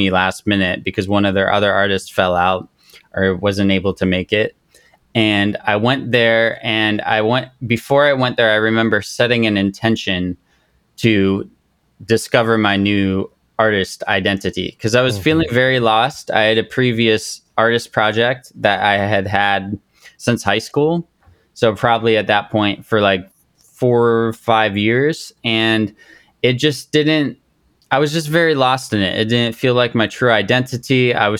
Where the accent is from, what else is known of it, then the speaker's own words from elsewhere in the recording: Japan; I grew up in Japan, and this was the first time in a long time I'd like connected with a Japanese person or just that culture in a sense.